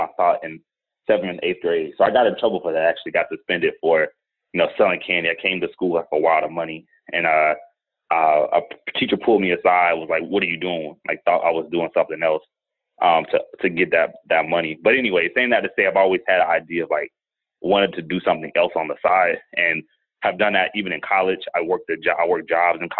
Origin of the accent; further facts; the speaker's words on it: Atlanta, Georgia, United States; I grew up in Atlanta, Georgia, grew up with my grandparents